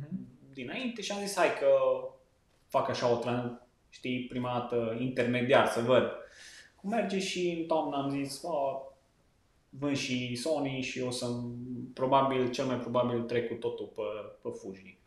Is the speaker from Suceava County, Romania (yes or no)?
no; Lipova, Arad County, Romania; also born or lived in Cluj-Napoca; sunt de lângă Arad, localitatea Lipova